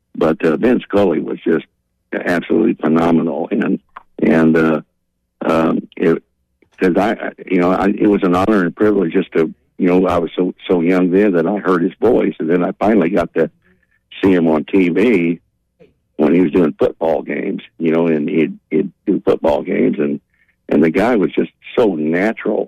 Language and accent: English; Northern California, United States; I grew up in Northern California